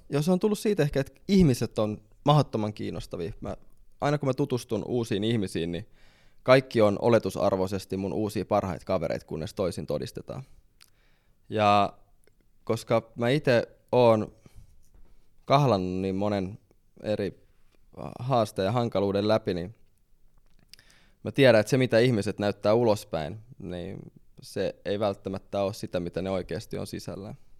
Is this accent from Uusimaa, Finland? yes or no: yes; Helsinki, Uusimaa, Finland; Mä tuun Helsingistä